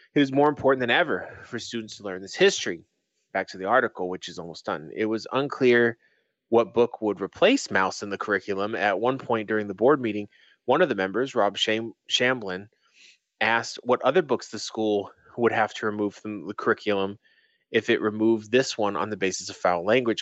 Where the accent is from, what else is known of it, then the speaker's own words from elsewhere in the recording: New England, United States; I grew up in New England